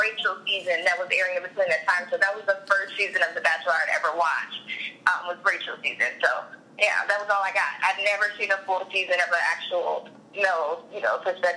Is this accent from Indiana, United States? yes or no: yes; Indianapolis, Indiana, United States; moved away as an adult; now in Los Angeles, United States; moved to my hometown of Indy for a year